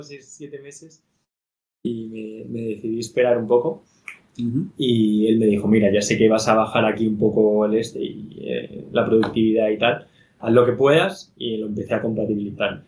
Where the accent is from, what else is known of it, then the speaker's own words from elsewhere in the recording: Madrid, Community of Madrid, Spain; also born or lived in Barcelona; yo soy de aquí, de Madrid. Entonces, llevo viviendo en Madrid, bueno, toda la vida